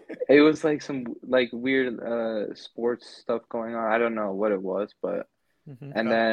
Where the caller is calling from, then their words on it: Miami, Florida, United States; I'm calling from Miami, Florida.